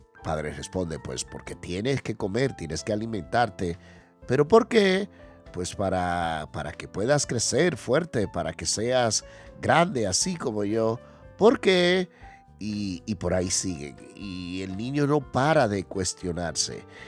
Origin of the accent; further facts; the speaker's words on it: Dominican Republic; now in Spain; los dominicanos somos muy extrovertidos